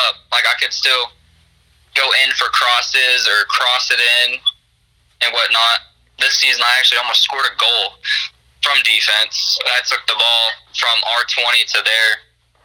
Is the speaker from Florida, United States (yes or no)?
no; Texas, United States; also born or lived in Burkburnett, Texas; I'm originally from Texas